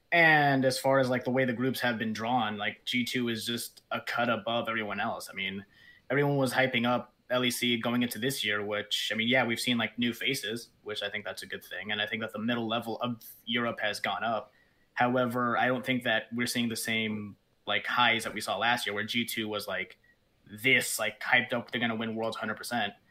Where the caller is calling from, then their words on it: Washington, District of Columbia, United States; I'm calling from Washington, D.C.